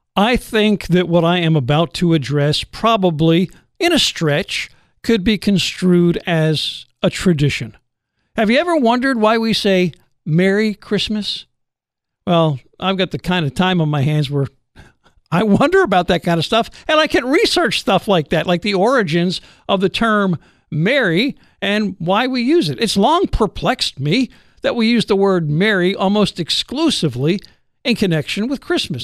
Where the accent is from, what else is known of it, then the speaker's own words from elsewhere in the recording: New Jersey, United States; growing up in New Jersey